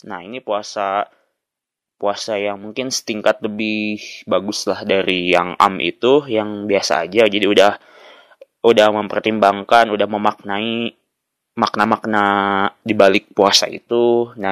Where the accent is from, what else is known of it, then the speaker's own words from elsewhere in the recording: Tasikmalaya, West Java, Indonesia; Ada loh yang jam 10 gitu di kampung saya di uh, pelosok di salah satu desa di Kabupaten Tasik.